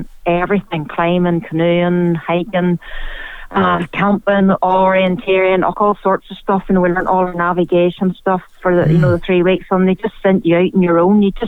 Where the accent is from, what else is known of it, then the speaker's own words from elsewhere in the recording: Coleraine, Northern Ireland, United Kingdom; now in Newcastle, United Kingdom; I grew up in Coleraine on the north coast.